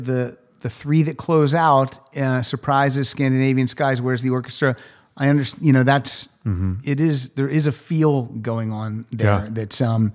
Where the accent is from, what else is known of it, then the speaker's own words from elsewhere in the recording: Pennsylvania, United States; I'm from Pennsylvania. Yeah. So Allentown.